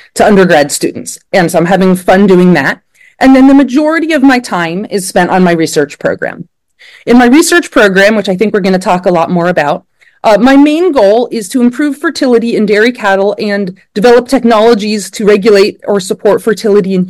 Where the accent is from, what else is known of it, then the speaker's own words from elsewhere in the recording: Blacksburg, Virginia, United States; moved away as an adult; now in Pennsylvania, United States; I grew up in Blacksburg, Virginia, and I was in 4-H as a kid